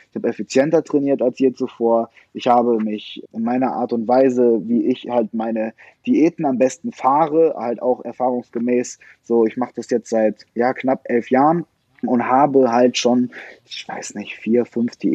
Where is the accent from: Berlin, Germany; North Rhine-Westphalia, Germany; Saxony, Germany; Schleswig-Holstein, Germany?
North Rhine-Westphalia, Germany; Leverkusen; in meiner Heimatstadt Leverkusen trainiert